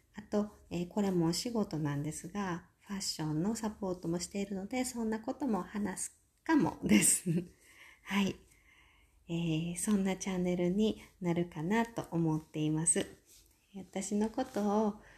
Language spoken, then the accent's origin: Japanese; Osaka, Japan; moved away as an adult; now in Victoria, Canada; 生まれも育ちも大阪です